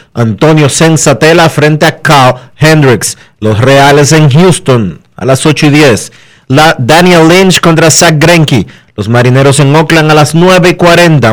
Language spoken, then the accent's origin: Spanish; Dominican Republic; los dominicanos somos tigres